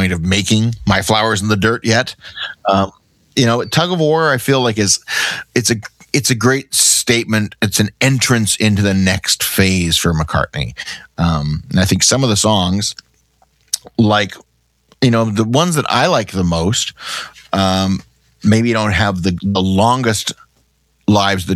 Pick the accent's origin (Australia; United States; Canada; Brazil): Canada; We're from Canada.